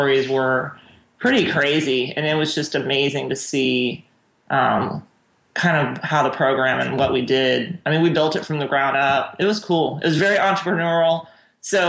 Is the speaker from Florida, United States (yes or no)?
yes; Orlando, Florida, United States; also born or lived in Honduras; now in Lakeland, United States; I'm actually from Orlando